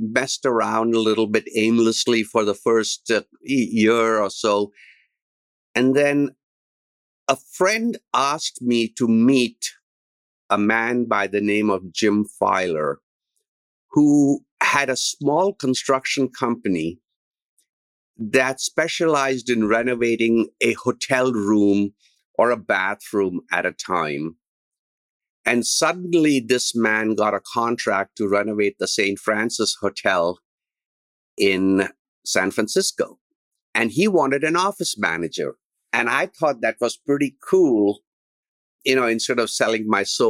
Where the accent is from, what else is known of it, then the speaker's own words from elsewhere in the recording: India; moved away as an adult; also born or lived in Berkeley, California; now in United States; In 1972, I came from India. And the idea was to come to Berkeley